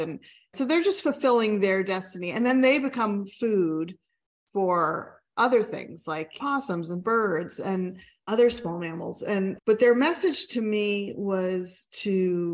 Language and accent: English; Pennsylvania, United States; I'm from Pennsylvania and Pennsylvania Dutch heritage